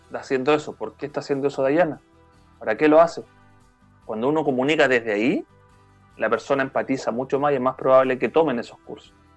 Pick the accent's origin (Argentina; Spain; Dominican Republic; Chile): Chile; yo, como chileno